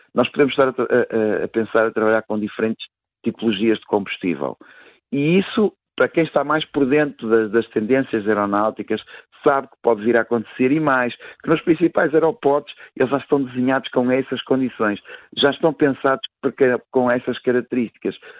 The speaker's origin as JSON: {"language": "Portuguese", "country": "Portugal", "said": "para mim, enquanto português"}